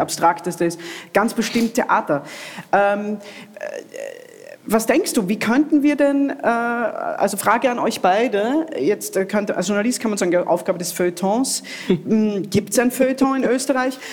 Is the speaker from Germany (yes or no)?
no; Italy; now in Austria; ich habe das in meiner Kindheit in Italien nie für möglich gehalten